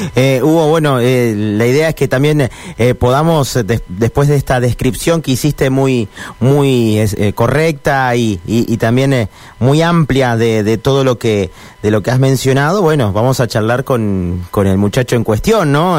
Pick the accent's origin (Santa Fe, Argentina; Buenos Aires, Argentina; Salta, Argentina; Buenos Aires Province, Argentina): Santa Fe, Argentina; yo soy de Santa Fe